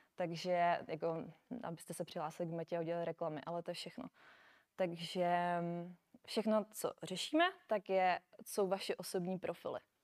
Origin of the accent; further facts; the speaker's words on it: Brno, South Moravian Region, Czechia; moved away as an adult; now in Prague, Czech Republic; nejsem z Prahy, já jsem z Brna. Takže, takže jsem se přestěhovala do Prahy